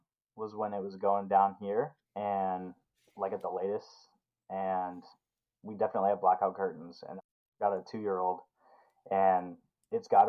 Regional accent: Idaho, United States; also born or lived in Colorado; now in Alaska, United States; I'm from Idaho, so like it gets cold where I'm from

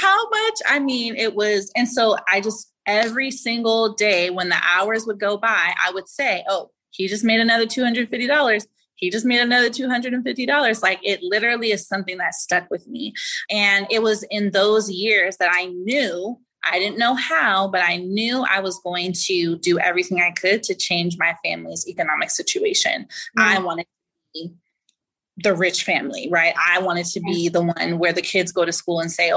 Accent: Inglewood, California, United States; The school is in Pasadena, and then I grew up in Inglewood

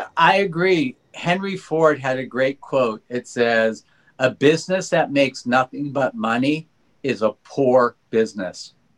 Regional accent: Los Angeles, California, United States; I grew up in Granada Hills, not so wealthy

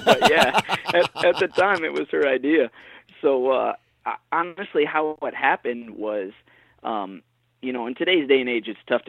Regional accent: Michigan, United States; So, I mean, you know, growing up in Michigan, it's almost like a rite of passage.

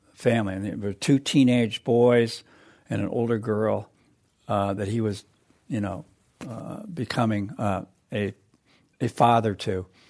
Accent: Michigan, United States; because I'm from Michigan, I have this Michigan tie-in.

